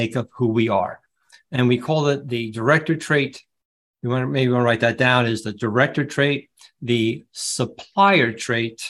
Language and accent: English; New Jersey, United States; I'm from New Jersey